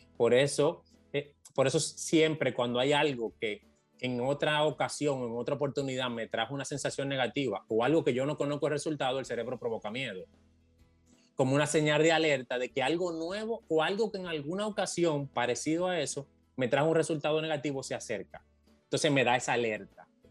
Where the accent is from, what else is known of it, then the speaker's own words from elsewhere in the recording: Dominican Republic; lo que somos de, provincias